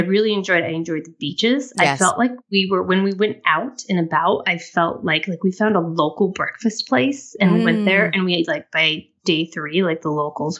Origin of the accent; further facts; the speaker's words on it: Colorado, United States; also born or lived in Denver; I am originally from Southwest Colorado, so closer to the Four Corners region. I've lived in Denver for extensive time, but I've actually lived kind of all over the country